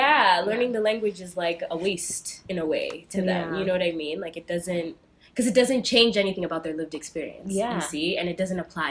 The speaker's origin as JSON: {"language": "English", "town": "New York City", "region": "New York", "country": "United States", "tie": "born or raised there", "said": "I feel like I am a Kenyan New Yorker, though, because I don't claim all"}